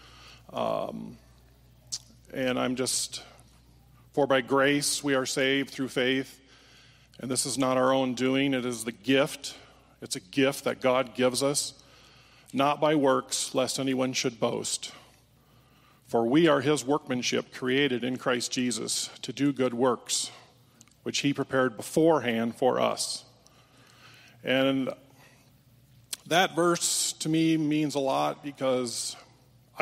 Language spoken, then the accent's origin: English; Holland, Michigan, United States; moved away; I was raised in Holland, Michigan, part of the Dutch community there.